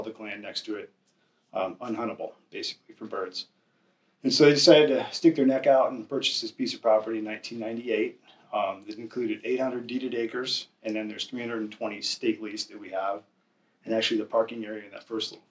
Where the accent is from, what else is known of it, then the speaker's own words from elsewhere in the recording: Michigan, United States; moved away; Growing up in Michigan and moving out here